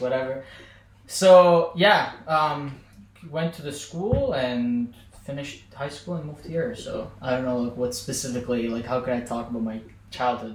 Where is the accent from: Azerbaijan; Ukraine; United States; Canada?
Azerbaijan; Baku; moved away as an adult; also born or lived in Tartu, Estonia / Tallinn, Estonia; now in Estonia; I was born in Baku, raised there, so I'm like technically this capital boy